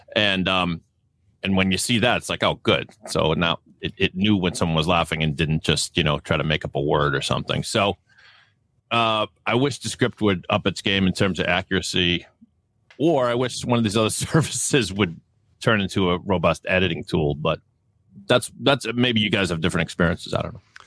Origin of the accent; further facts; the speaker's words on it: Boston, Massachusetts, United States; accent: Boston; my Boston accent